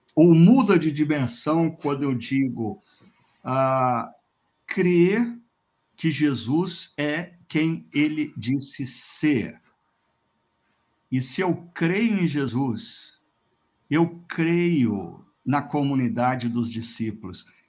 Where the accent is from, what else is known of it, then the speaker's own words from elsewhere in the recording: Londrina, Paraná, Brazil; Londrina, minha terra natal